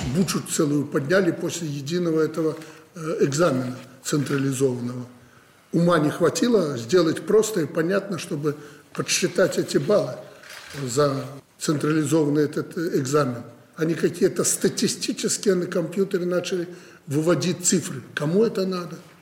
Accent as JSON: {"language": "Russian", "town": "Orsha", "region": "Vitebsk Region", "country": "Belarus", "tie": "born or raised there", "moved": "yes", "said": "я там родился в Орше, жил рядом"}